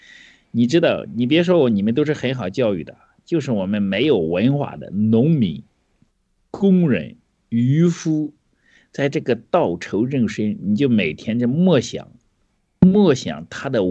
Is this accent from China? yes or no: yes; China; 你知道我们中国人都说